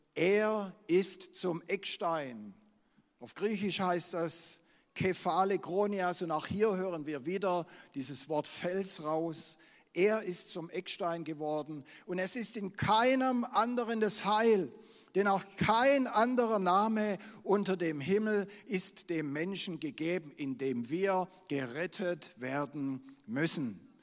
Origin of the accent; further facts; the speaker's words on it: Swabia, Germany; Ich bin ein Schwabe